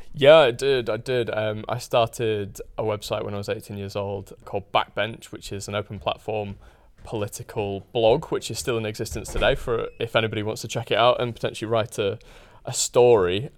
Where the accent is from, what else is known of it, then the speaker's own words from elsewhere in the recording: Huddersfield, Yorkshire and the Humber, United Kingdom; I grew up in Huddersfield, which is a town in, in West Yorkshire